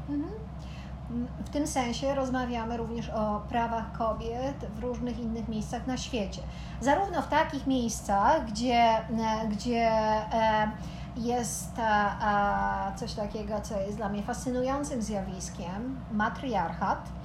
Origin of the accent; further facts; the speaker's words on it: Poland; Pochodzimy z Polski